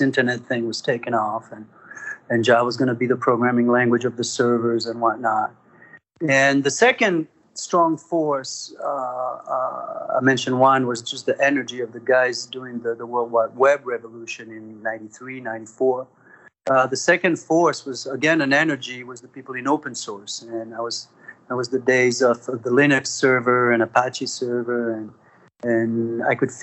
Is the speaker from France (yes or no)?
yes; France; moved away as an adult; also born or lived in Spain / Paris, France; now in United States; I was born in France, Franco-Spaniard. Lived in France and Spain. Did all my studies in France, and came to the United States